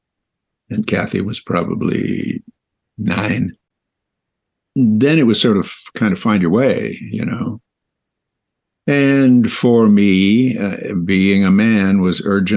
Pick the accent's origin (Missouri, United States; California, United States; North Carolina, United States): California, United States; West Hollywood; also born or lived in Minnesota; I was born in Minnesota, but my folks moved here to Los Angeles when I was quite young, two, actually. And I was raised here in West Hollywood, California